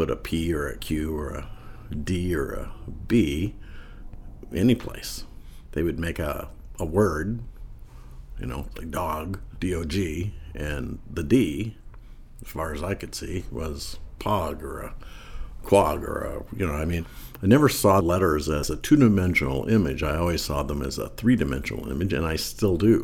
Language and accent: English; Shelby, Montana, United States; moved away as an adult; also born or lived in New Jersey; I grew up in Shelby, Montana, which is on the northern border of Montana with Canada, with Alberta